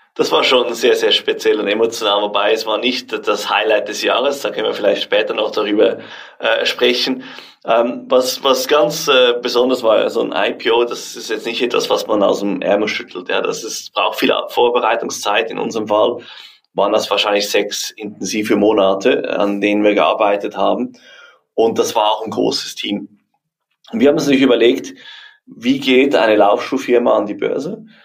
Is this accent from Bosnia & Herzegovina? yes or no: no; Switzerland; wir Schweizer